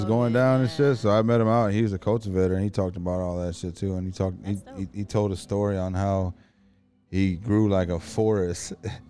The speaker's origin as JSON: {"language": "English", "region": "Indiana", "country": "United States", "said": "we're from Indiana."}